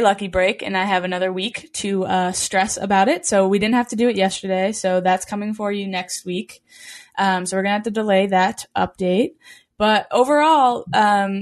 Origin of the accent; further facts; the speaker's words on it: Franklin, United States; now in San Diego, United States; it was my high school field when I was growing up in Franklin